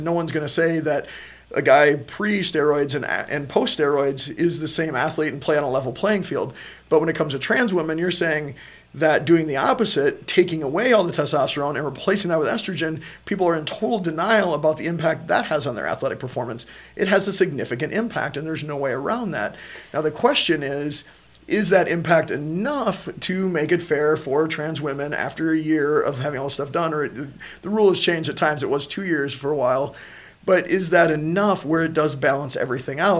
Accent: United States; as American people

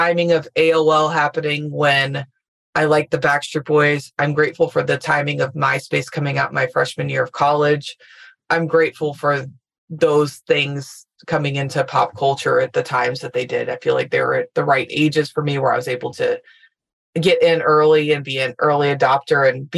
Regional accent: Louisville, Kentucky, United States; moved away as an adult; I'm from Louisville, Kentucky, got every local experience you could get

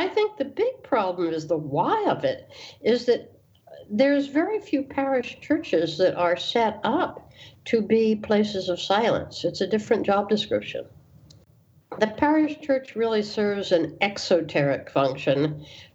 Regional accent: the North, United States; being a Northerner by birth and by persuasion, although I have Southern lineage

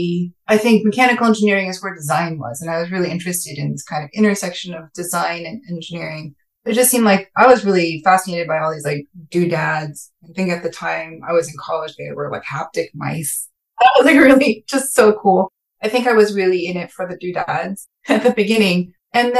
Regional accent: California Bay Area, United States; moved away as an adult; also born or lived in East Coast; I grew up in the California Bay Area

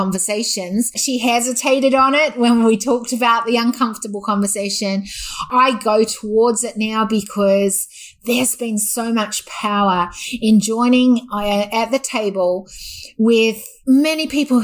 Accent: New Zealand; moved away as an adult; now in Australia; I was brought up half my life, actually less than half my life now, scariest truth, was in New Zealand. And I've actually lived and spent more years as an Australian

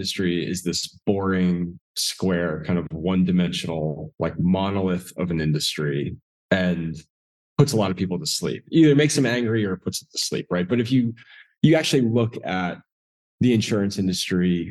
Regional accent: Northeast, United States; moved away as an adult; also born or lived in South Georgia; I grew up in the Northeast.

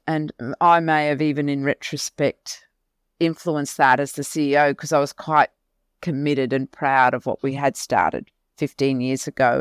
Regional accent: Mackay, Queensland, Australia; I was born and bred in Mackay.

